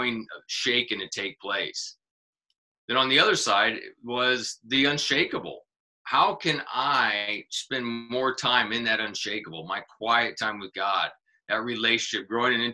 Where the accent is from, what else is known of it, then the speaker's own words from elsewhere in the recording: Kansas City, United States; moved away; I'm actually from Kansas City originally